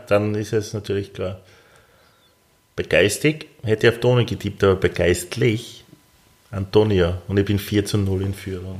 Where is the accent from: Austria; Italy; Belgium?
Austria; als Österreicher